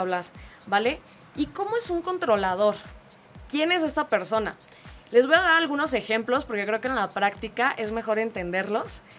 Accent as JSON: {"language": "Spanish", "country": "Mexico", "said": "los mexicanos son súper cálidos, nos encanta"}